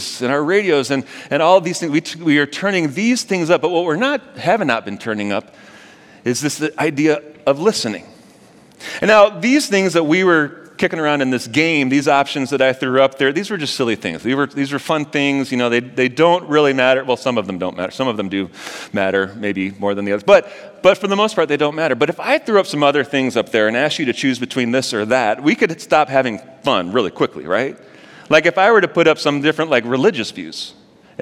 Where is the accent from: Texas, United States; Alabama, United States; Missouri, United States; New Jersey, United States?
Missouri, United States; St. Louis; moved away; I'm actually from St. Louis